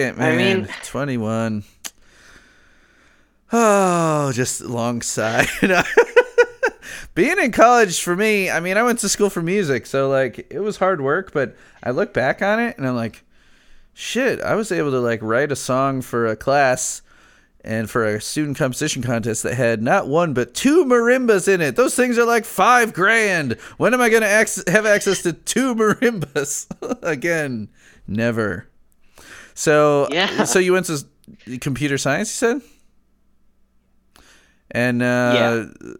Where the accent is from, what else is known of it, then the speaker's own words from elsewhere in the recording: Chicago suburbs, Illinois, United States; I grew up in the Chicago suburbs.